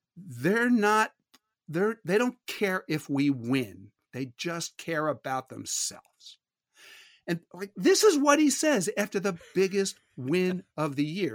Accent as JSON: {"language": "English", "town": "Philadelphia", "region": "Pennsylvania", "country": "United States", "tie": "born or raised there", "said": "growing up in Philadelphia"}